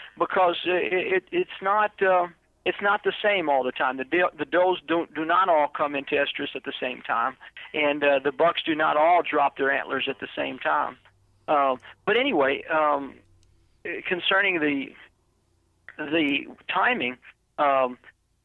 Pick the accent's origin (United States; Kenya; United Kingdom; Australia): United States; Florida; moved away; I'm originally from Florida